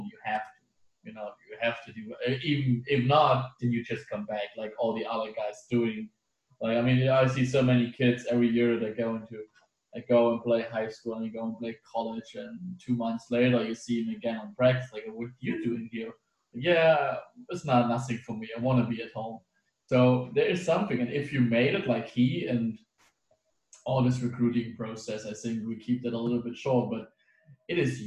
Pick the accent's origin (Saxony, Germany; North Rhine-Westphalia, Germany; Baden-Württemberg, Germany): Saxony, Germany; Dresden; I'm from Dresden